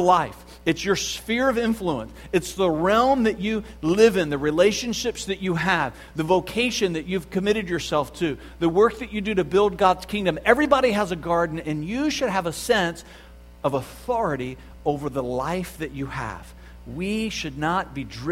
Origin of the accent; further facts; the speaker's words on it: the South, United States; I grew up in the South